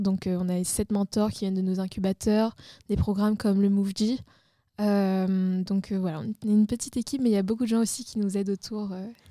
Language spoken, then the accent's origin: French; Réunion; on vit à La Réunion, enfin moi je suis originaire de La Réunion